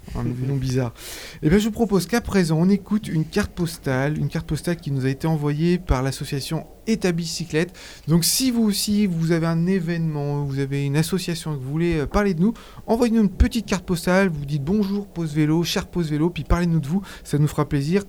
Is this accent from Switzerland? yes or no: yes; Switzerland; chez nous en Suisse